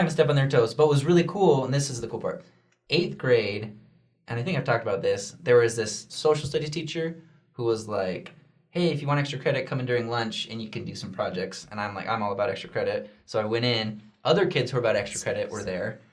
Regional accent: Junction City, Oregon, United States; I grew up in Junction City, Oregon

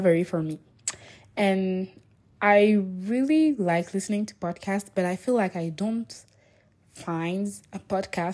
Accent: Niger; English is a second language; I come from Niger, and not from Nigeria

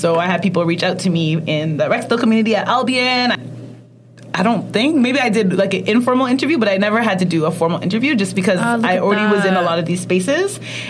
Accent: Ghana; I know about kente stoles, like being Ghanaian.

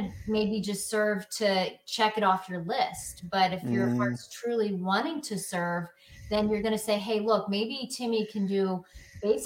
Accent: Pennsylvania, United States; I'm in from Pennsylvania

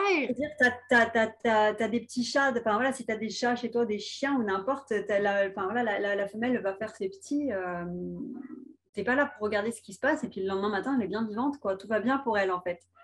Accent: France; chez nous en France

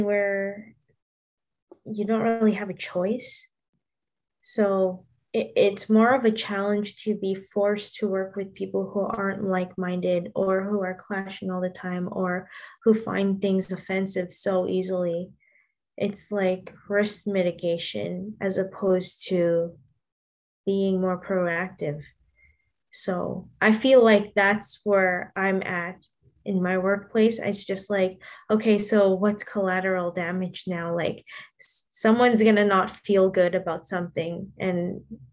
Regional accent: Canada; We are Canadian

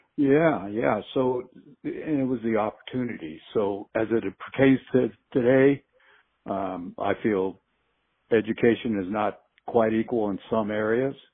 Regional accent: Duarte, California, United States; growing up in Duarte.

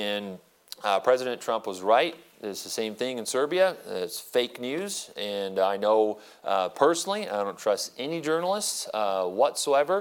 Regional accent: Prescott, Arizona, United States; moved away as an adult; also born or lived in Phoenix, Arizona; And so I was born here, born in Phoenix, and I was raised in Prescott

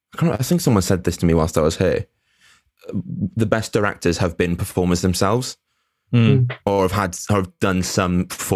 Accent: Connecticut, United States; also born or lived in Surrey, England; now in Wales; I'm not from England. I'm from Connecticut.

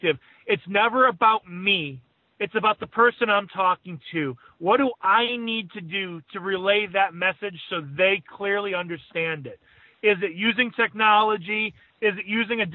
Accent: Chicago, Illinois, United States; growing up in Chicago

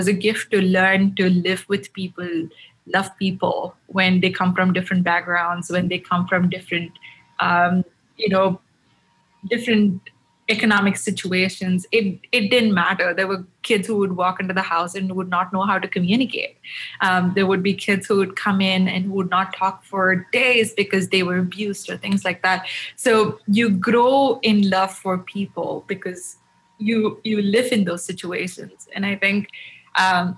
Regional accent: Chennai, Tamil Nadu, India; moved away as an adult; now in United States; Born and raised in Chennai, moved to the US about 5 years ago to get my master's

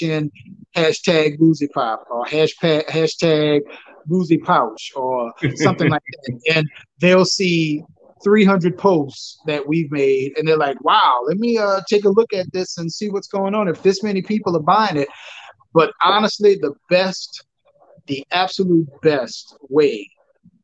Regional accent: New Orleans, Louisiana, United States; I'm from New Orleans

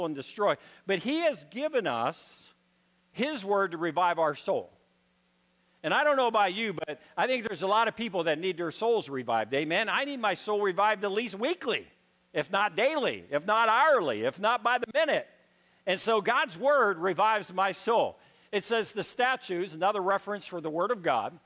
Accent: Pittsburgh, Pennsylvania, United States; I grew up in Pittsburgh, Pennsylvania. I grew up inner city.

